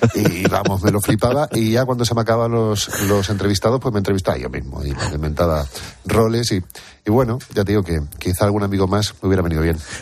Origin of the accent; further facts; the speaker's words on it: Durango, Basque Country, Spain; also born or lived in Santa Cruz de Tenerife, Canary Islands; yo soy chicharrero, eh, de pura cepa además. Lo que pasa es que llevo muchos años viviendo en, Bilbao, desde los 8 o 9 años que me fui a Durango